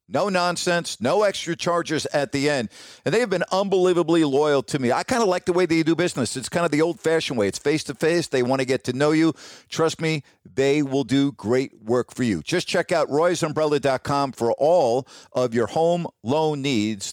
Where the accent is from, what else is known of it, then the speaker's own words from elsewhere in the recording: Syosset, New York, United States; growing up on Long Island during that period of time